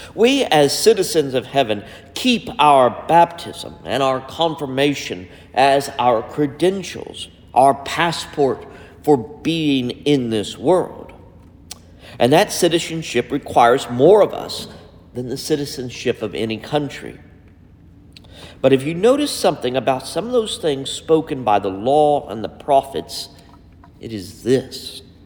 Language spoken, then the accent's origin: English; United States; as an American citizen